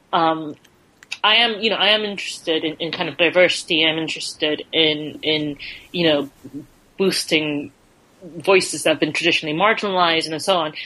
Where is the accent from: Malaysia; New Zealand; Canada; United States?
Malaysia; now in London, United Kingdom